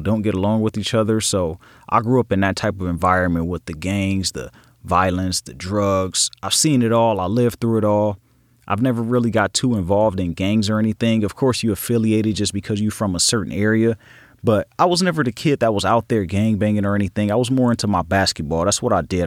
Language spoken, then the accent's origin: English; Los Angeles, California, United States; I grew up in Los Angeles, California, in a section called Watts